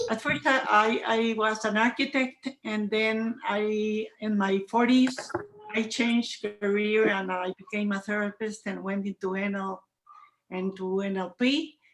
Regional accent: Morelia, Michoacán, Mexico; I'm from Mexico

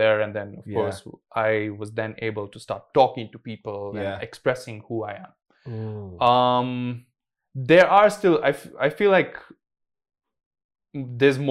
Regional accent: Kenya; being a Kenyan boy

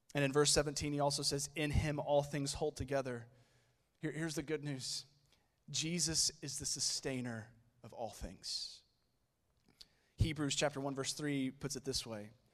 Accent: Oklahoma City, Oklahoma, United States; I am from Oklahoma City

